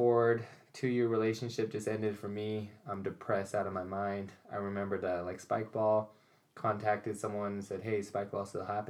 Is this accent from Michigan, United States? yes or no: no; Alpine, Utah, United States; Alpine, Utah.